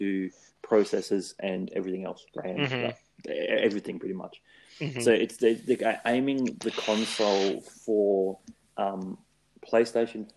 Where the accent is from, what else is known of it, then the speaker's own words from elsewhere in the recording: Australia; being an Aussie